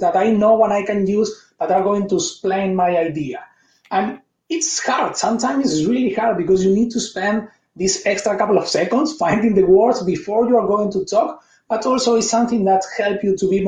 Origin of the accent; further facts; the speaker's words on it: Argentina; English is a second language; moved away as an adult; also born or lived in Spain; now in Canada; I was born in Argentina. I moved and I lived 11 years in Spain. 5 years ago, I moved to Canada.